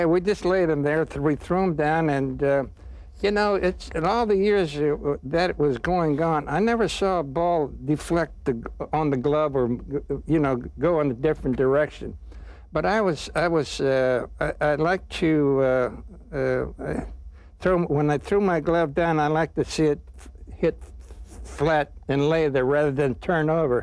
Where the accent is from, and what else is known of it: Donora, Pennsylvania, United States; born or raised there; moved away